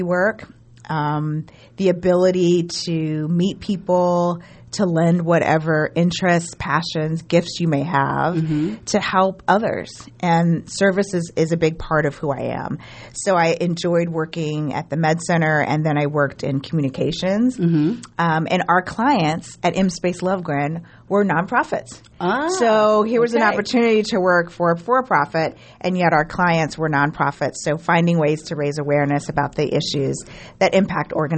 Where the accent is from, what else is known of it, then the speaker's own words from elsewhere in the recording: Jacksonville, Florida, United States; moved away as an adult; also born or lived in South Georgia / St. Louis, Missouri; I grew up in South Georgia and Florida